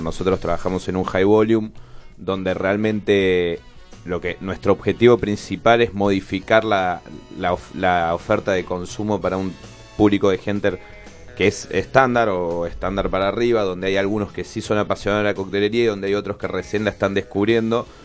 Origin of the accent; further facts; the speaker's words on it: Córdoba, Argentina; also born or lived in Catamarca; now in Buenos Aires, Argentina; Yo nací en un pueblo que, se llama, que es Catamarca, en el norte del país, y después me crié en Córdoba